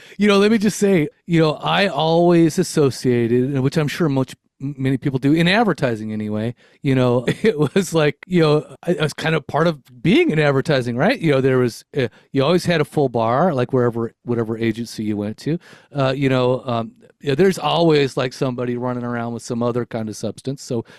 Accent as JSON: {"language": "English", "region": "California", "country": "United States", "tie": "born there", "said": "So I was born in Los Angeles County in Southern California. I am 52 years old currently. So that means I was raised in the 70s, 80s, and 90s"}